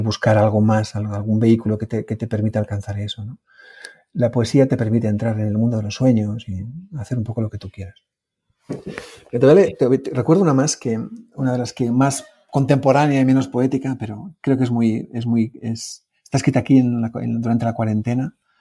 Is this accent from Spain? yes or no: yes; Oñati, Basque Country, Spain; mi pueblo, el pueblo en el que vivo, Uñati